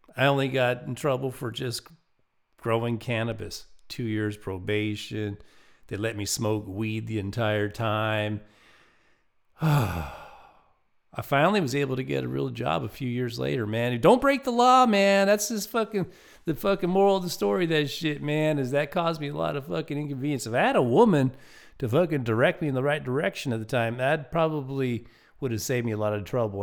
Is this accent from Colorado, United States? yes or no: yes; Lakewood, Colorado, United States; my hometown of Lakewood, Colorado